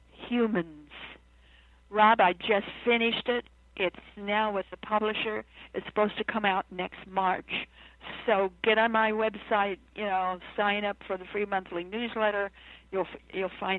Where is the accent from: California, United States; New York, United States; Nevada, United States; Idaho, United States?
Idaho, United States; now in Virginia, United States; I'm an Idahoan by birth and raised in Idaho, now living in Virginia